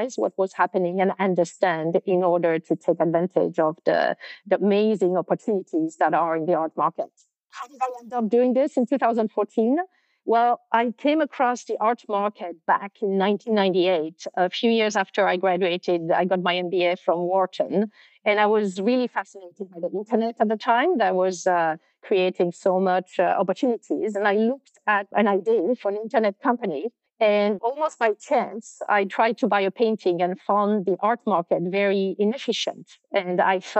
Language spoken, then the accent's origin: English; France; moved away; also born or lived in London; I was born and raised in France